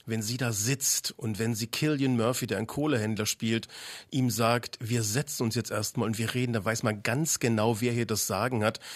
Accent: Leipzig, Saxony, Germany; aus meiner Heimatstadt, aus Leipzig

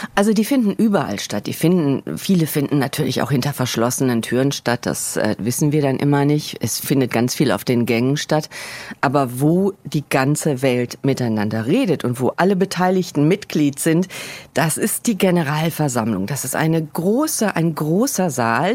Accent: Germany; now in New York, United States; als Deutsche

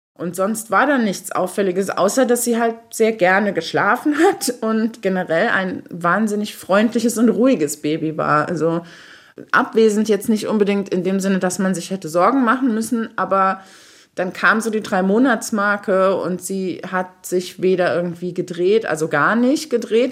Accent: Saarbrücken, Saarland, Germany; moved away as an adult; also born or lived in Berlin; aus meiner Jugend hier im Saarland

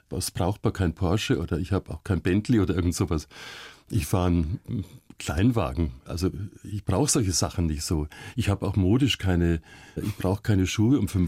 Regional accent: Munich, Bavaria, Germany; München, ja, ja, ja.

